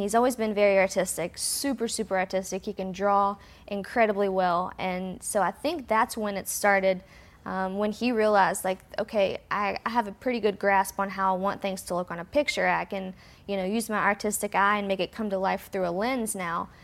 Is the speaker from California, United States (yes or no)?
no; West Virginia, United States; moved away as an adult; now in Charlotte, United States; we're both from West Virginia, so it, we kinda, like, moved back home afterwards